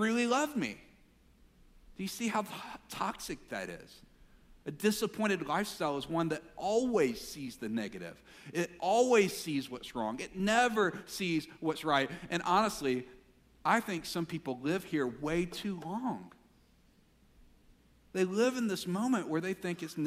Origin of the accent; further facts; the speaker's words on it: Mississippi, United States; Growing up in Mississippi